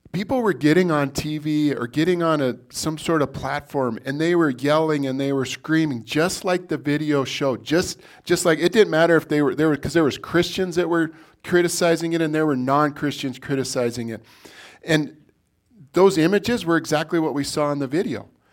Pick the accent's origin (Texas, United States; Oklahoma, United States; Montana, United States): Montana, United States; Billings; I was born in Billings, Montana